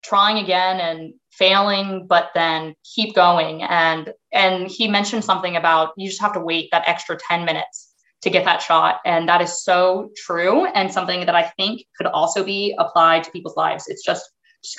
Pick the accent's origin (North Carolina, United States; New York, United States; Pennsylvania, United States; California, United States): North Carolina, United States; moved away as an adult; now in New Jersey, United States; I was born and raised in North Carolina. I spent most of my life there.